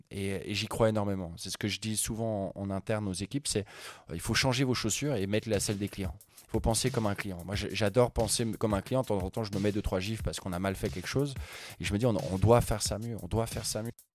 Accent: Lausanne, Vaud, Switzerland; also born or lived in Sweden; je suis né à Lausanne, je suis à moitié suédois, moitié suisse

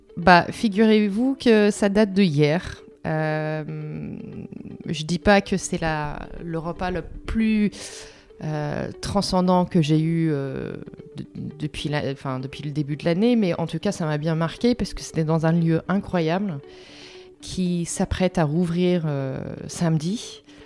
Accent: Philadelphia, Pennsylvania, United States; French is a second language; moved away as an adult; now in Paris, France; J'ai grandi à Philadelphie, euh, en Pennsylvanie.

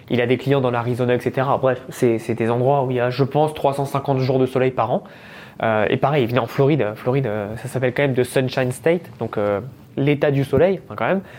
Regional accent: France; Et il me fait J'aime bien ton accent, tu viens d'où Et là je lui dis bah, Je viens de France, etc.

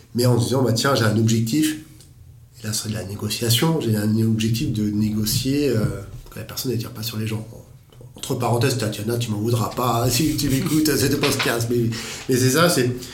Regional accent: France; nous en tant que Français

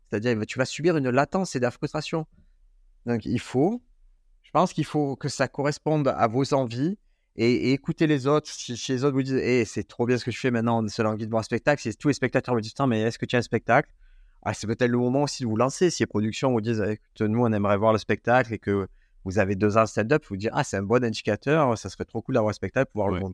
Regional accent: Marseille, Provence-Alpes-Côte d'Azur, France; c'est chez moi à Marseille

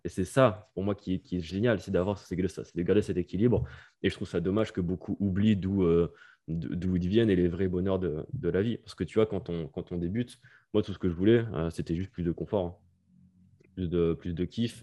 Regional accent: France; moved away as an adult; also born or lived in Bali; now in Norway; I'm French

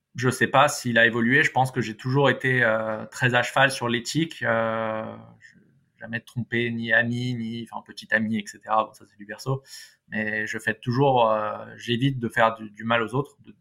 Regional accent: Paris, Île-de-France, France; en tant que bon parisien

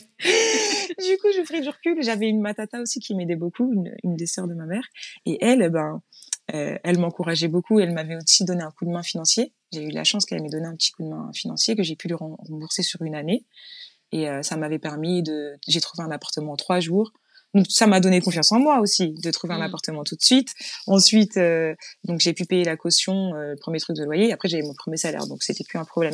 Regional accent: Chanteloup-les-Vignes, Île-de-France, France; moved away as an adult; Je suis née dans le sud de la France, mais mmh. j'étais toute petite quand je, quand je suis arrivée à Chanteloup-les-Vignes

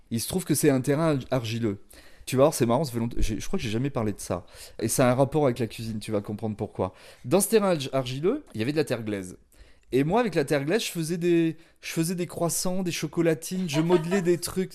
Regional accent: Angoulême, Nouvelle-Aquitaine, France; qui est né à Angoulême

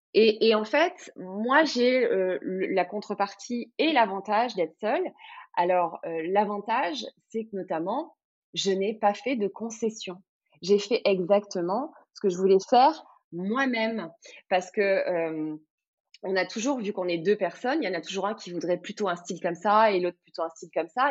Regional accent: Cannes, Provence-Alpes-Côte d'Azur, France; je suis de la Côte d'Azur, je suis de Cannes, je suis originaire du coin

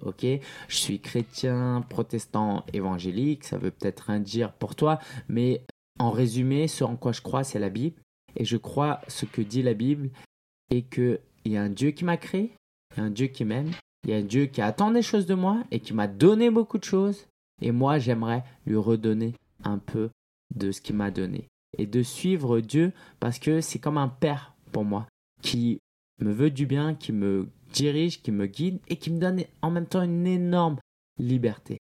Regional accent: France; also born or lived in China; je suis né en France dans une famille chinoise et en fait à la maison c'était pas mal la Chine

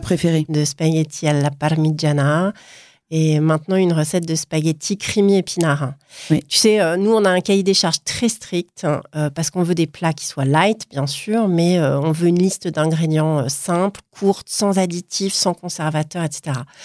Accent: Paris, Île-de-France, France; also born or lived in Milan; Je suis parisienne, mais aujourd'hui, je partage mon temps entre Paris, Milan et puis le sud de la France

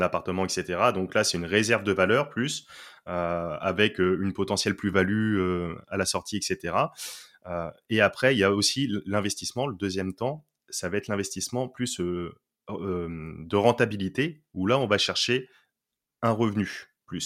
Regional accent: Poitiers, Nouvelle-Aquitaine, France; je suis originaire de Poitiers, donc une ville province

